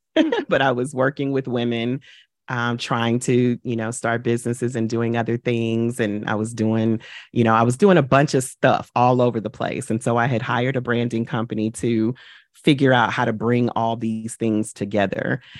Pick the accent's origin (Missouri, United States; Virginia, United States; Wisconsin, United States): Missouri, United States; St. Louis; moved away as an adult; now in New York, United States; I relocated from my hometown, from Saint Louis to New York